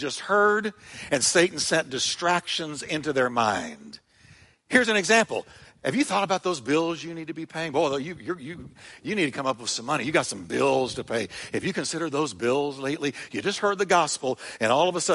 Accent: United States; Growing up in America

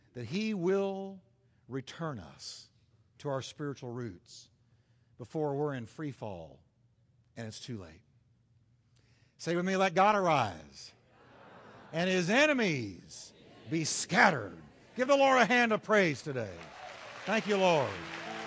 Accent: United States; as an American

